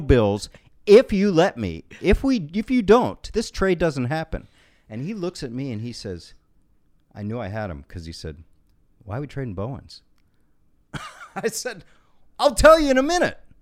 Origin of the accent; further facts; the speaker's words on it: Washington, District of Columbia, United States; I grew up in Washington, D C, born and raised